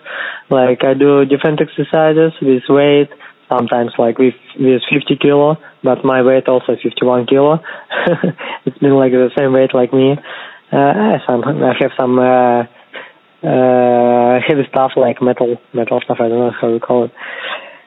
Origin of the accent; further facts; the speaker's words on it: Kazakhstan; English is a second language; moved away; also born or lived in Moscow, Russia; originally I'm from Kazakhstan. I just study in Russia, in Moscow, but I have a Russian passport right now